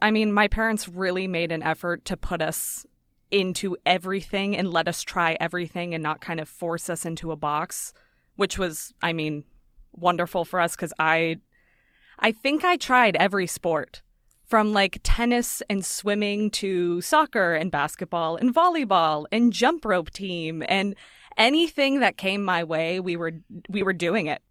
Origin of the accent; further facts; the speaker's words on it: Las Vegas, Nevada, United States; moved away; So I grew up in Vegas. I was born and raised there.